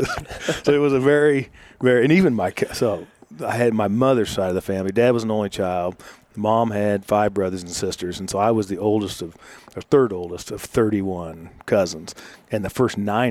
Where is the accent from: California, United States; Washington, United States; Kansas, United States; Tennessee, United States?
Kansas, United States; Butler County, east of Wichita; I grew up in the district I represent, just east of Wichita in Butler County, out on the backside of a dairy farm